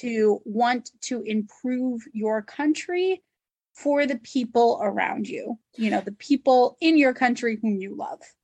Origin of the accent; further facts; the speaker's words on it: United States; something that Americans wrestle with is our our still our sense of heritage from the places that our ancestors came from